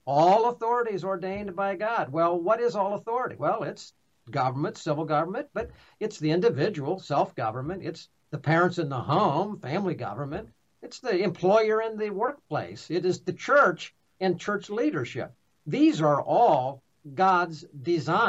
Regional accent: Pennsylvania, United States; I'm from Pennsylvania

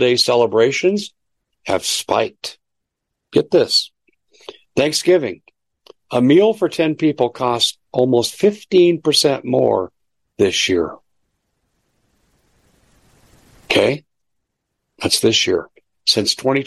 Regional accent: Denver, Colorado, United States; I grew up in the Mile High City

